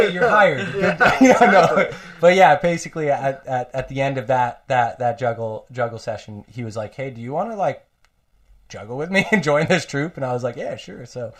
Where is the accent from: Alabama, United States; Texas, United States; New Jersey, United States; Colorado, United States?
Colorado, United States; moved away as an adult; also born or lived in Arcata, California; I grew up in Colorado.